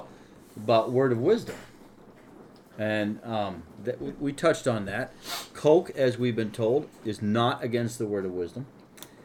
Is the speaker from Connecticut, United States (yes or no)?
yes; central Connecticut, United States; now in Vermont, United States; I grew up down in Connecticut, central Connecticut